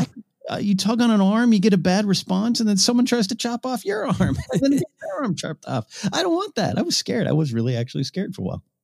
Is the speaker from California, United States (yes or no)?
yes; Arroyo Grande, California, United States; moved away; There's some two local bars in, in the, uh, Arroyo Grande Village in my hometown